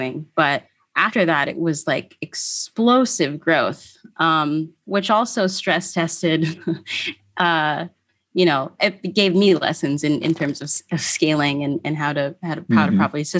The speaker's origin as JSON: {"language": "English", "country": "Philippines", "said": "And being Filipino, I was mortified."}